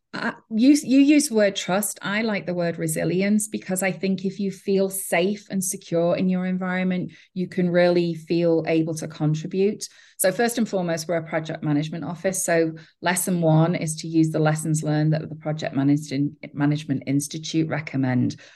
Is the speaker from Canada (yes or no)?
no; England, United Kingdom; now in United States; I'm from England